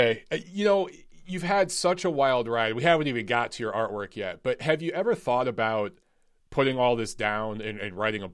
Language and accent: English; Detroit, Michigan, United States; I'm from Detroit, so that's my hometown